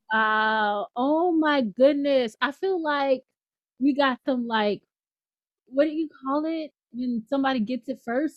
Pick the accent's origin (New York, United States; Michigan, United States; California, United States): New York, United States; New York City; moved away; also born or lived in Louisiana; I grew up in the Bronx